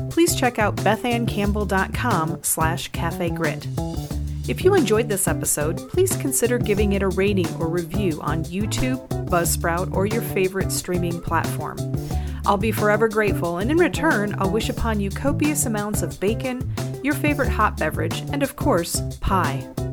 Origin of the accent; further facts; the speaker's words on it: Michigan, United States; I grew up in Michigan